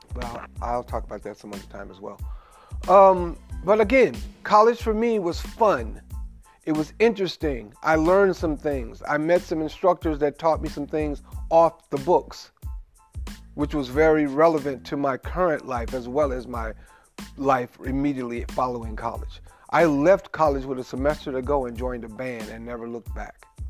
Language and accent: English; Memphis, Tennessee, United States; I come from Memphis, Tennessee, where it's a very large Moorish population